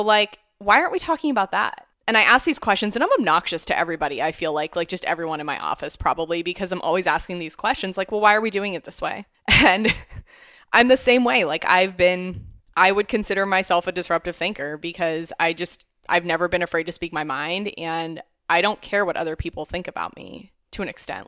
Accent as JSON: {"language": "English", "town": "Canfield", "region": "Ohio", "country": "United States", "tie": "born or raised there", "said": "I grew up in Youngstown, Ohio, near Youngstown, Ohio, Canfield"}